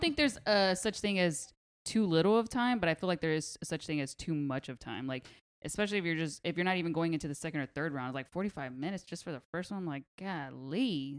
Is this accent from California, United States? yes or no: yes; Pasadena, California, United States; I'm from Pasadena.